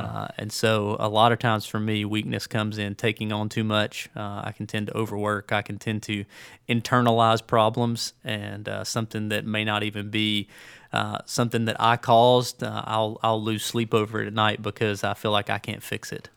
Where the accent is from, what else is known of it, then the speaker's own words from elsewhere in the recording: Birmingham, Alabama, United States; moved away; also born or lived in Tuscaloosa, Alabama; I grew up in Birmingham